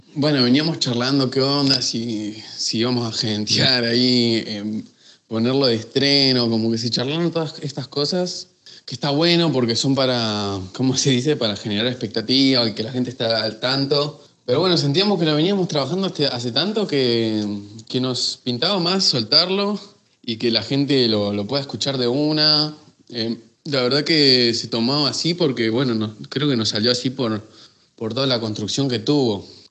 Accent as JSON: {"language": "Spanish", "town": "San Martín de los Andes", "region": "Neuquén", "country": "Argentina", "tie": "born or raised there", "moved": "as an adult", "lives_now": "Buenos Aires, Argentina", "said": "yo nací, me crié hasta los 18 años en, San Martín de los Andes y bueno, por temas de estudio después ya me, me mudé para, para Buenos Aires."}